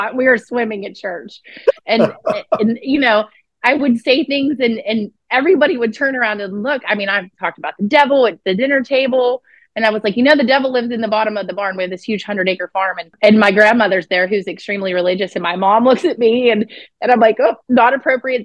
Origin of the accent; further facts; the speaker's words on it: outside of Pittsburgh, southwestern Pennsylvania, United States; southwestern Pennsylvania. So okay, right outside of Pittsburgh. Mm-hmm, yeah, about 40 minutes outside of Pittsburgh